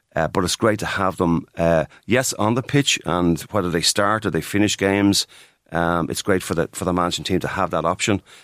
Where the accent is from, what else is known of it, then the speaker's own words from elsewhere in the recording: Dublin, Leinster, Ireland; I grew up in Clydalch, I'm very close to, to Ballyfermot